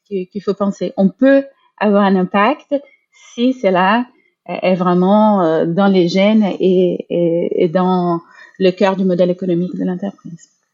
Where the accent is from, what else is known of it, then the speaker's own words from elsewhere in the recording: Brazil; moved away; je suis brésilienne